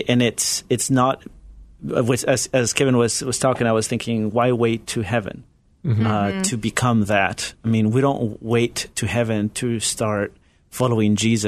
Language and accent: English; Ecuador; moved away as an adult; also born or lived in Galapagos Islands, Ecuador / Chile; now in United States; I was born in Ecuador, but Chilean father, Ecuadorian mother. And I grew up in different communities around mainland Ecuador. But when I was about 10 years old, we moved to the Galapagos Islands, which is part of Ecuador. And that's where I spent my teenage years